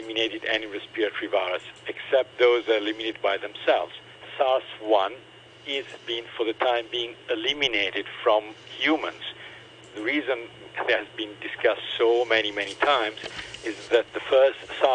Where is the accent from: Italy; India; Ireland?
Italy; now in Hong Kong; I'm from Italy